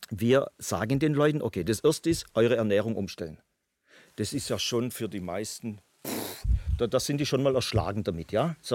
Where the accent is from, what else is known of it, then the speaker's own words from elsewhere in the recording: Baden-Württemberg, Germany; ich als Schwabe sage, okay, es tut mir leid, aber ich muss Ihnen jetzt mal in den Hintern treten.